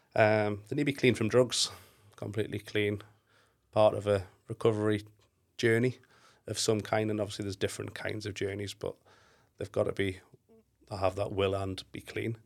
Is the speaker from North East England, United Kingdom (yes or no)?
yes; Newcastle upon Tyne, North East England, United Kingdom; I'm actually from Newcastle, so northeast